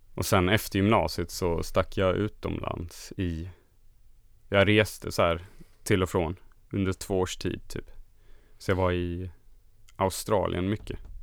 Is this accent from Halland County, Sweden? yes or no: yes; Halmstad, Halland County, Sweden; jag kommer från Halmstad och det är en ganska liten stad som ligger mitt mellan Göteborg och Malmö kan man säga, på västkusten